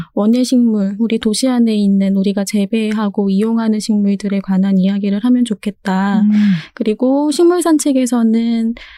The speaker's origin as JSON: {"language": "Korean", "region": "Seoul", "country": "South Korea", "tie": "born or raised there", "said": "저는 서울에서 태어났고요."}